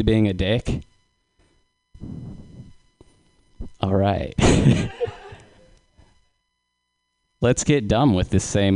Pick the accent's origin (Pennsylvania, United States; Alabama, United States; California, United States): California, United States; San Luis Obispo; I live in San Luis Obispo